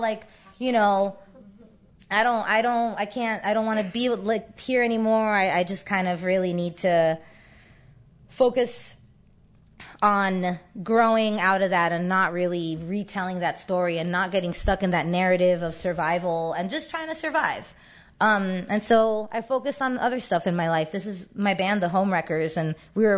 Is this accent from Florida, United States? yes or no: yes; Miami, Florida, United States; I grew up in Miami. I'm Cuban American